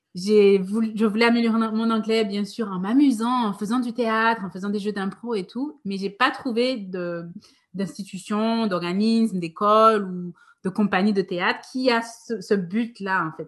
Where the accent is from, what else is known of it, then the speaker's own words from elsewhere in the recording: Guadeloupe; moved away as an adult; also born or lived in France; quand j'étais petite, j'habitais donc en Guadeloupe